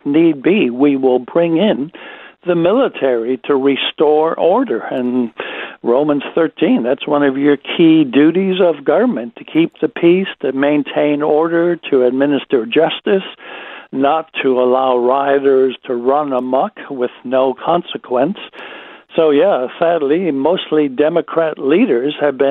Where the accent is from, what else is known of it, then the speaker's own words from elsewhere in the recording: United States; now in Australia; It is my home country